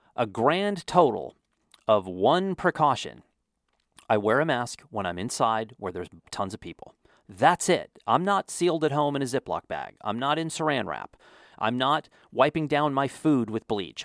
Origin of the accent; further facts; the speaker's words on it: Wyoming, United States; also born or lived in Texas; now in New Mexico, United States; I grew up in Wyoming